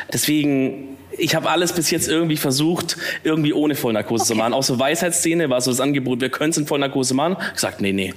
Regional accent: Swabia, Baden-Württemberg, Germany; accent: Swabian; now in Cologne, Germany; man kann es vielleicht ein bisschen hören, eigentlich ein Schwabe

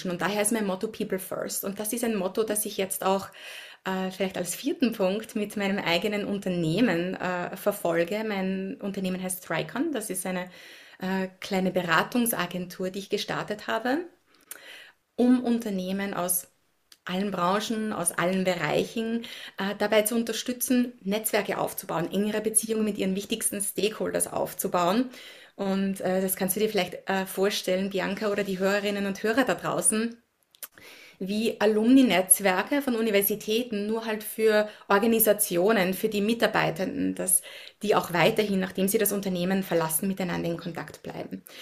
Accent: Upper Austria, Austria; moved away as an adult; now in Washington DC, United States; Äh, ich bin in Österreich aufgewachsen, habe dort die Hälfte meines Lebens verbracht, äh, in der Natur, im Grünen, in Oberösterreich im Müllviertel und lebe mittlerweile über 16 Jahre in den USA, in Washington DC, ein bisschen außerhalb, also auch am Land.

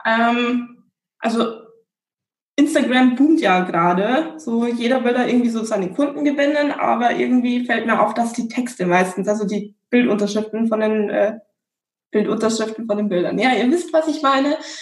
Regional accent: Regensburg, Bavaria, Germany; moved away as an adult; ich bin in Bayern aufgewachsen, in Regensburg

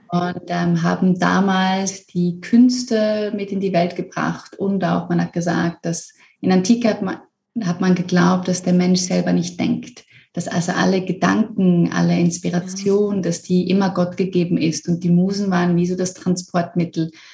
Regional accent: Switzerland; Ich komme aus der Schweiz ursprünglich

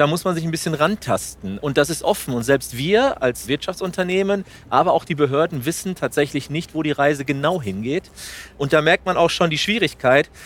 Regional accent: Spain; now in Germany; Spanien ist, soweit ich weiß, als Spanier auch ein Land in der EU

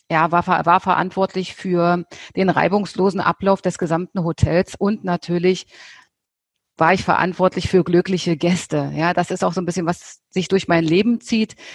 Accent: Germany; Ja, ich bin in Deutschland aufgewachsen

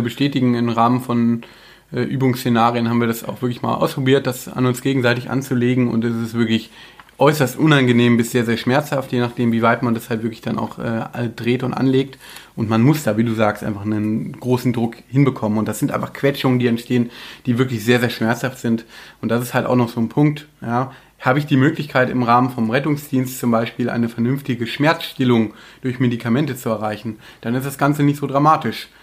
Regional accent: Germany; bei uns in Deutschland

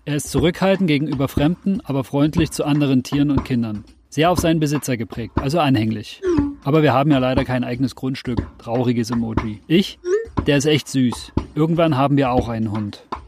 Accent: Germany; Bei uns in Deutschland

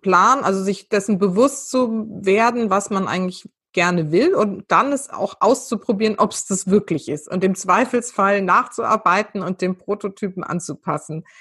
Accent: Weinheim, Baden-Württemberg, Germany; also born or lived in Mannheim; also ich bin ja geboren in Mannheim, aufgewachsen, aufgewachsen in der Nähe, also zwischen Mannheim und Heidelberg in, bei Weinheim

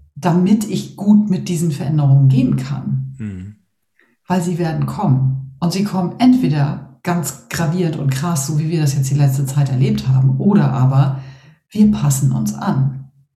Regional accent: Northern Germany, Germany; als Norddeutsche

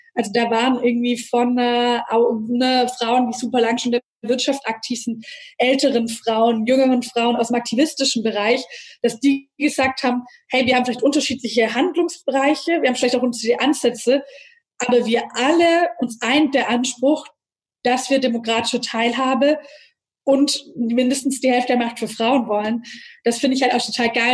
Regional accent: Nürtingen, Baden-Württemberg, Germany; ich bin in Nürtingen aufgewachsen

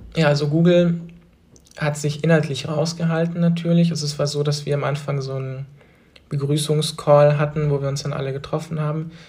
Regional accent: Trossingen, Baden-Württemberg, Germany; moved away as an adult; now in Berlin, Germany; in Trossingen geblieben wäre, in der Kleinstadt, wo ich aufgewachsen bin

